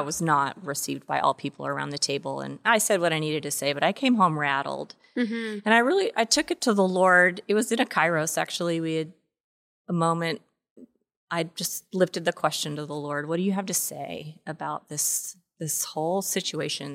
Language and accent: English; Washington, United States; moved away; also born or lived in Texas; I grew up in Washington State